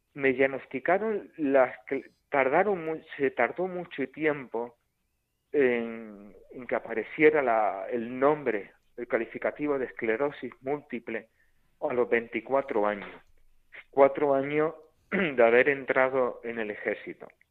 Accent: Córdoba, Andalusia, Spain; mil y pico kilómetros de mi tierra, de Córdoba

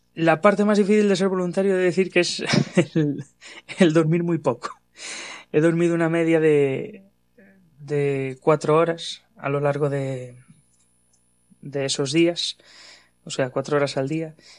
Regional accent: Ferrol, Galicia, Spain; soy gallego, soy de Ferrol

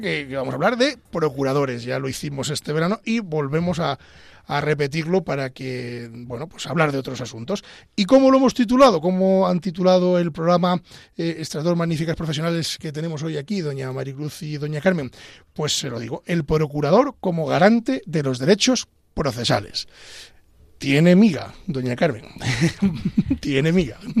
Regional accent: Pedro Bernardo, Castile and León, Spain; moved away as an adult; now in Madrid, Spain; yo soy abulense, soy de Pedro Bernardo, y yo pues era un chico de provincia

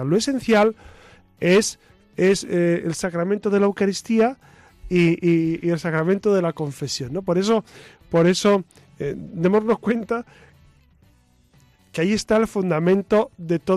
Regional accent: Burgos, Castile and León, Spain; now in Madrid, Spain; o yo vengo de Burgos. En Burgos habitualmente en, en las misas entre semana de lunes a sábado no hay homilías.

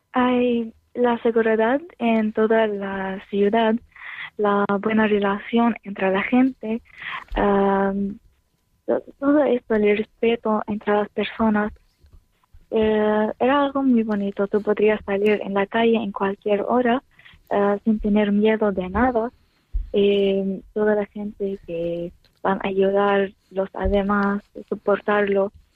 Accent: Homs, Homs Governorate, Syria; Spanish is a second language; moved away as an adult; now in Spain; yo soy de Homs, una ciudad en Siria

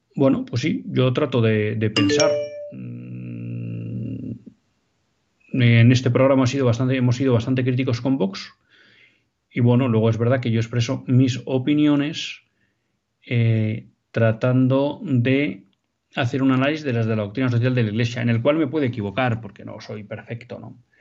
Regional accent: Basque Country, Spain; Vascongadas, que saben que es mi tierra.

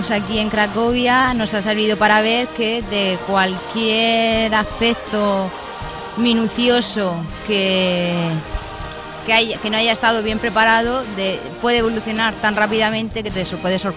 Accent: Cartagena, Region of Murcia, Spain; Soy de la región de Murcia, de Cartagena. … llevo esta mi segunda experiencia como voluntaria, tengo 26 años

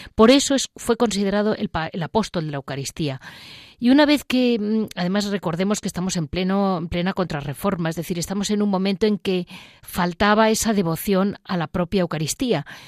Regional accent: Madrid, Community of Madrid, Spain; como madrileña

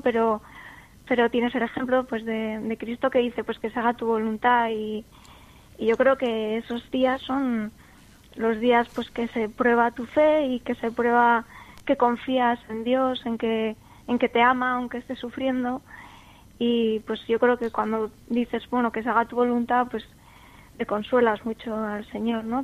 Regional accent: San Sebastián, Basque Country, Spain; tengo 24 años, soy de San Sebastián

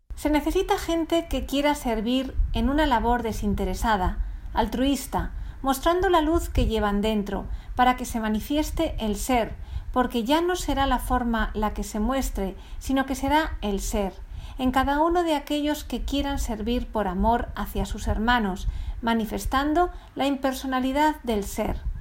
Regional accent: Venezuela; Nací en Venezuela, mas no soy venezolano.

